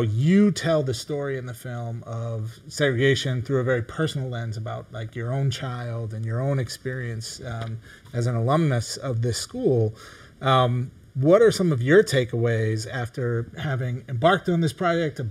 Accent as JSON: {"language": "English", "region": "Midwest", "country": "United States", "tie": "born or raised there", "said": "growing up in the Midwest"}